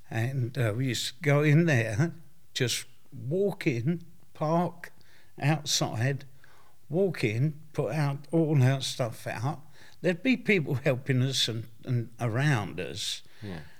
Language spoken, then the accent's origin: English; London, United Kingdom; also born or lived in Barking; I was born in Stepney. Yeah. And I uh, lived in Barking.